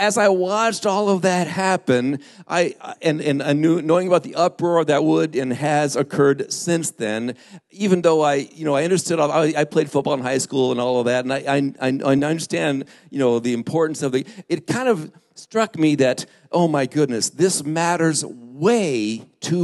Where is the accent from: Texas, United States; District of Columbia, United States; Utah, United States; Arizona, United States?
Arizona, United States; Lake Havasu City; moved away; where I grew up in Lake Havasu